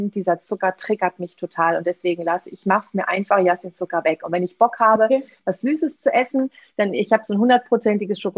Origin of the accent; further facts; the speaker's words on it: Seville, Andalusia, Spain; das spanische Weihnachtsgebäck, die Polverones aus meiner Heimat, aus Sevilla